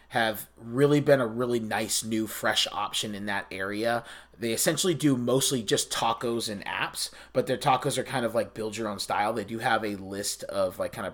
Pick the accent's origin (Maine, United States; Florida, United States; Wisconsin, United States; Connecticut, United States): Maine, United States; Biddeford; Biddeford, Maine, my hometown